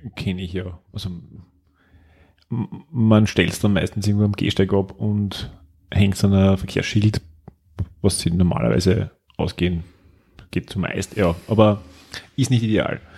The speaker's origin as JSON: {"language": "German", "region": "Styria", "country": "Austria", "moved": "as an adult", "lives_now": "Vienna, Austria"}